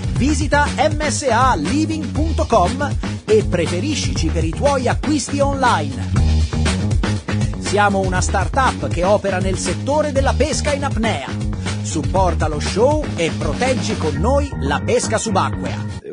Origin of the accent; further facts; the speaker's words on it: Rome, Lazio, Italy; Sono nato, sono nato a Roma